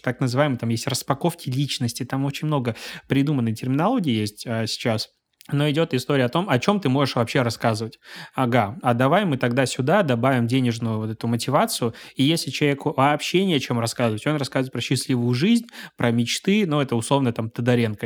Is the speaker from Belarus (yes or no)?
yes; Belarus; moved away as an adult; now in Saint Petersburg, Russia; я белорус. А, я три года назад переехал в Санкт-Петербург